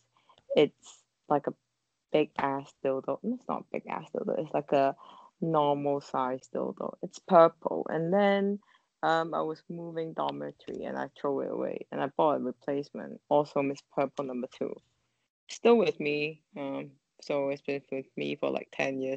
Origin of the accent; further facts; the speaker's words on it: Hong Kong; we are from Hong Kong